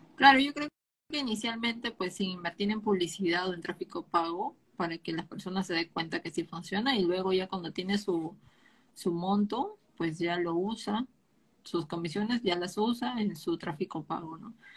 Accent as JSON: {"language": "Spanish", "country": "Peru", "said": "yo soy de Perú"}